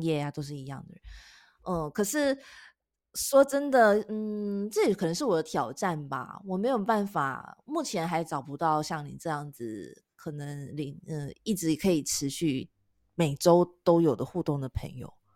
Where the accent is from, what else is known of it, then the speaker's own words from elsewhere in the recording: Taiwan; moved away; 我是台湾人